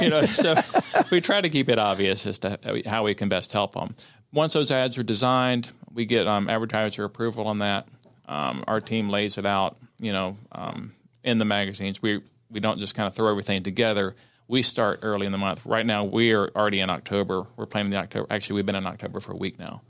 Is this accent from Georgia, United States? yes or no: yes; Cherokee County, Georgia, United States; I grew up in Cherokee County, and um, I'm married a Cherokee County girl